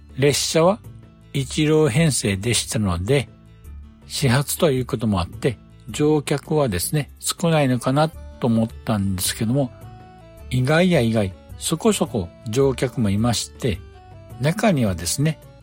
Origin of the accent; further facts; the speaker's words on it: Kansai, Japan; 私が住んでいる関西地方